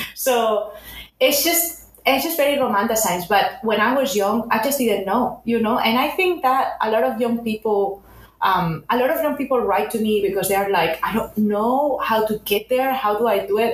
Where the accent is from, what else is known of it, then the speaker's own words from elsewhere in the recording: a town near Barcelona, Catalonia, Spain; now in Los Angeles, United States; I'm originally from Spain, from a town near Barcelona.